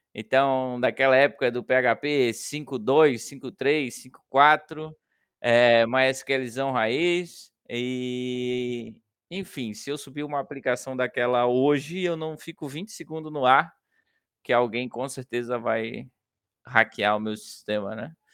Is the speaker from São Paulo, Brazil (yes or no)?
no; São José, Santa Catarina, Brazil; eu sou natural de São José, que fica eh, do ladinho de Florianópolis